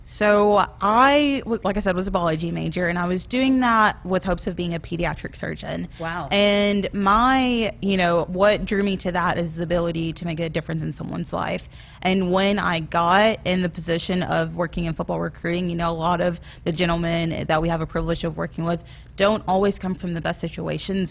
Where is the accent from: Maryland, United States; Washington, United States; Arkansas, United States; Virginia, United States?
Arkansas, United States; moved away as an adult; also born or lived in Tennessee / Kansas; now in Lincoln, Nebraska, United States; I'm originally from Arkansas